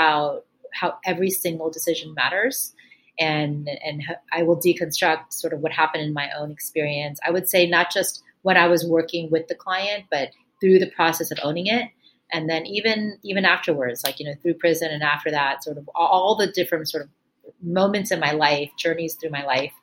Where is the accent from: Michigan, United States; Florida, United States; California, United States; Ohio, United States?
Florida, United States; Miami; moved away as an adult; also born or lived in New York; I grew up in Miami, Florida, the child of immigrants from India.